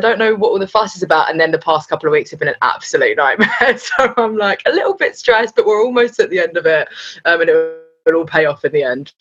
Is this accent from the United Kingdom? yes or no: yes; London, United Kingdom; I was North London, born and bred.